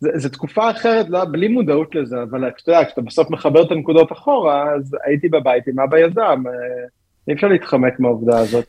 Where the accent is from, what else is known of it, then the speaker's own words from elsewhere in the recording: Givat Shmuel, Tel Aviv District, Israel; also born or lived in United States; now in Tel Aviv, Israel; גדלתי ברמת אילן, לא ברמת אביב, עכשיו אני גר ברמת אביב.